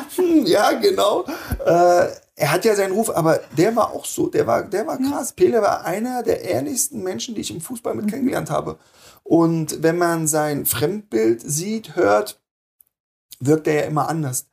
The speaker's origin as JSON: {"language": "German", "area": "near Wernigerode", "region": "Saxony-Anhalt", "country": "Germany", "also_born_or_lived": "Wolfsburg", "moved": "yes", "lives_now": "Berlin, Germany", "said": "Ich komme nicht aus der Nähe von Wernigerode"}